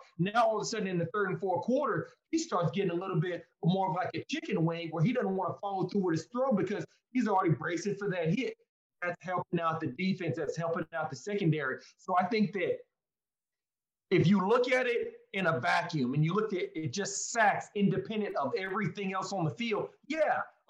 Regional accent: Austin, Texas, United States; I'm from Austin.

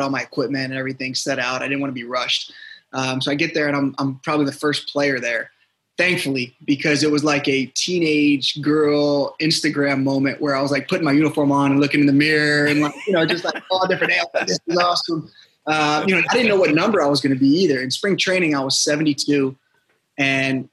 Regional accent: Norfolk, Virginia, United States; moved away as an adult; also born or lived in New York; I'm from the Norfolk, Virginia area

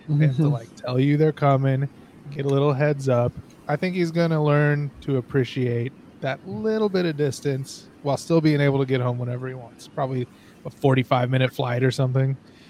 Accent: Tulsa, Oklahoma, United States; I'm from Tulsa

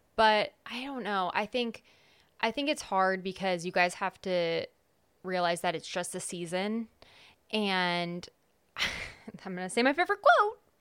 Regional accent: California, United States; moved away; I'm from California

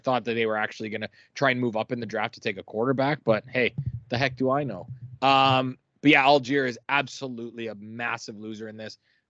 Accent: Canada; it's close to our heart here as a Canadian

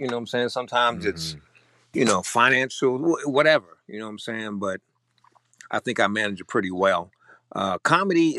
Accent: Virginia, United States; moved away as an adult; now in Austin, United States; I am originally from Virginia. Came out here to work the tech industry.

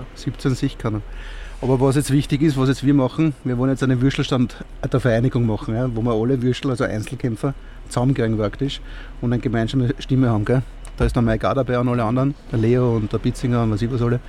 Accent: Gänserndorf, Lower Austria, Austria; ich bin aus Gensendorf, ja, und wir haben 10 Kebab in der Ortschaft

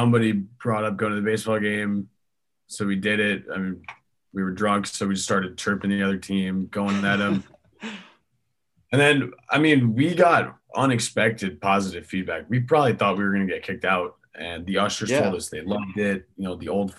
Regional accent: New York, United States; moved away as an adult; now in Knoxville, United States; I'm from New York

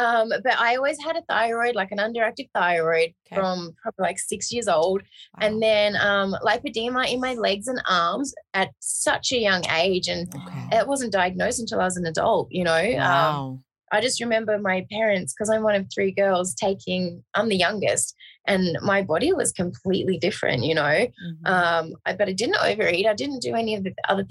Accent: Australia; now in Las Vegas, United States; because I'm originally obviously from Australia

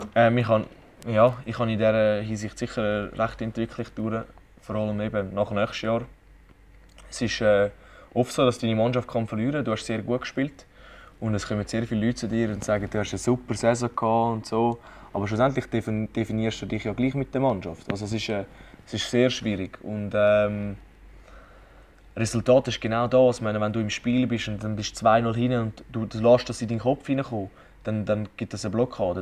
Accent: Zurich, Switzerland; also born or lived in Kloten; ich würde mich jetzt auch als Zürcher bezeichnen und äh, überhaupt nicht als Klotner

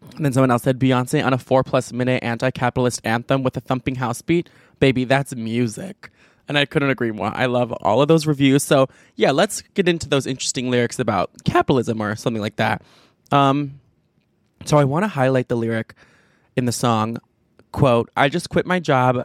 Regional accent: Chicago, Illinois, United States; I'm from the Chicago suburbs

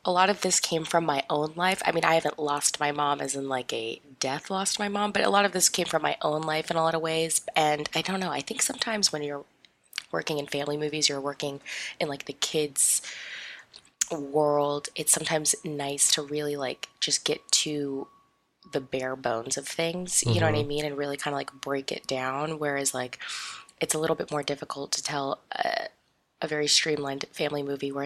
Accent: Las Vegas, Nevada, United States; also born or lived in Sydney, Australia; My family and I moved to Las Vegas in the year 2000. And so I grew up there for a very, very long time.

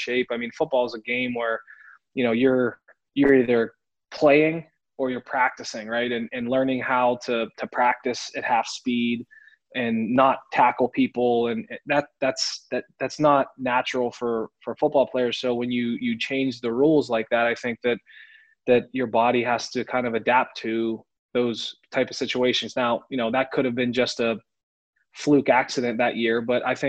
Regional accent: Pittsburgh, Pennsylvania, United States; growing up in Western PA, playing for my dad

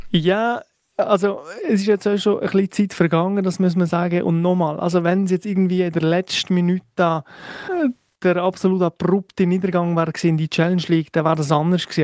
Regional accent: Valais, Switzerland; als Walliser

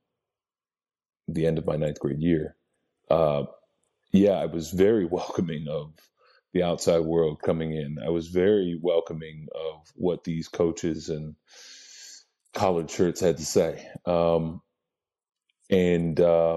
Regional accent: Lebanon, Pennsylvania, United States; also born or lived in Lancaster, Pennsylvania; I was born in Lancaster, Pennsylvania, grew up in Lebanon, Pennsylvania, town about 20 to 25,000 people.

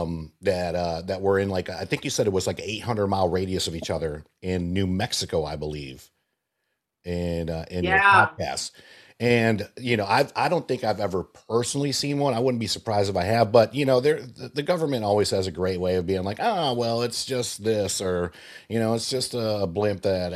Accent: Puerto Rico; I was born in Puerto Rico

